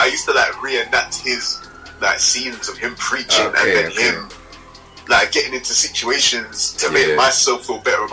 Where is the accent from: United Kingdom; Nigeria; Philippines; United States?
United Kingdom; London; I'm from South London